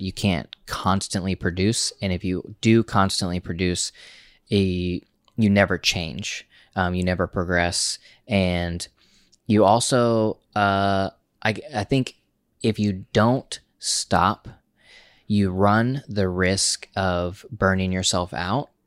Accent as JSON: {"language": "English", "region": "Oklahoma", "country": "United States", "also_born_or_lived": "Tulsa", "moved": "as an adult", "lives_now": "New York, United States", "said": "we're from Oklahoma"}